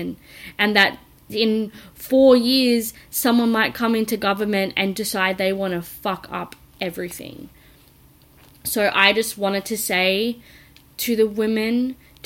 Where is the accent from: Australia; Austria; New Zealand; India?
Australia; I'm from Australia